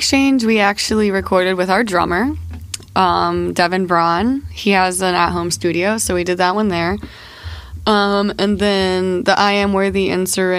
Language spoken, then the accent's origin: English; Florida, United States; I am from Florida.